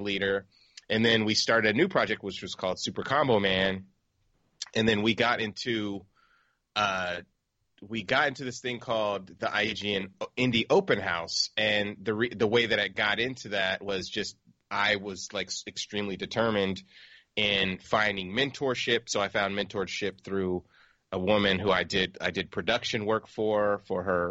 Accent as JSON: {"language": "English", "town": "San Diego", "region": "California", "country": "United States", "tie": "born or raised there", "said": "I grew up in San Diego"}